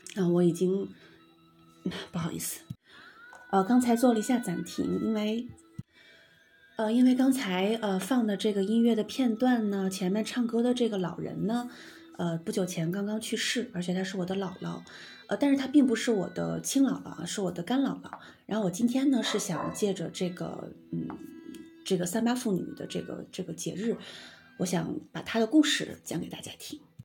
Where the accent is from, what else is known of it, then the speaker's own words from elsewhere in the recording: Amgalang, Inner Mongolia, China; also born or lived in Beijing / southern China; now in Helan Mountain, China; 我真正的老家，我的老家是在呼伦贝尔的这个 阿姆古朗镇